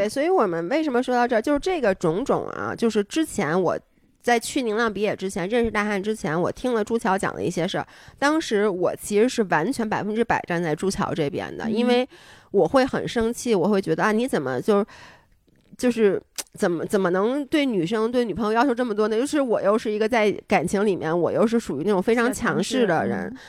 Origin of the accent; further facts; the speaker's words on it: Beijing, China; also born or lived in Toronto; 然后我们是北京人